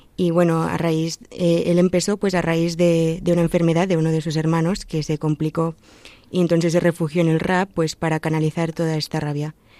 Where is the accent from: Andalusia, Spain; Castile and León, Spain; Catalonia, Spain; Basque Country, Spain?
Catalonia, Spain; Vic; moved away as an adult; also born or lived in Mexico / Lleida; now in Madrid, Spain; nací en México, pero he vivido casi toda mi vida en Vic, en la provincia de Barcelona